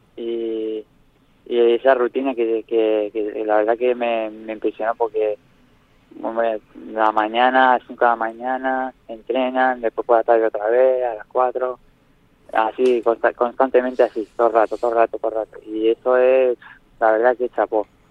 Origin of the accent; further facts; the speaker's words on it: Nerja, Andalusia, Spain; en Nerja, mi pueblo